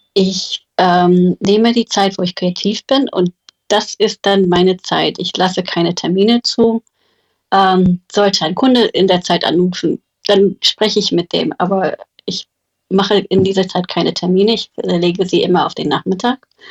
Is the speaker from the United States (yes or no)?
yes; United States; German is a second language; moved away; Ich bin Amerikanerin